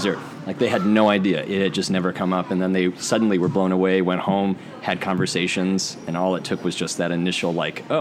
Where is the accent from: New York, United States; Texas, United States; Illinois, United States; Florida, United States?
Illinois, United States; Pekin; moved away as an adult; now in Normal, United States; I was from Pekin, grew up there my whole life